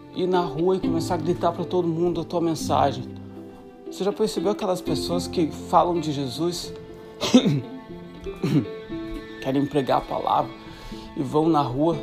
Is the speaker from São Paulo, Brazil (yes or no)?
no; Santa Catarina, Brazil; moved away as an adult; Sou de Santa Catarina, Brasil, e tô há dois, dois meses, dois, dois, três meses de completar sete anos fora do Brasil.